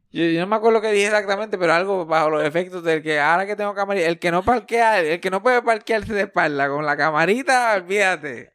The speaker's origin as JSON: {"language": "Spanish", "country": "Puerto Rico", "said": "soy más puertorriqueño de lo que soy"}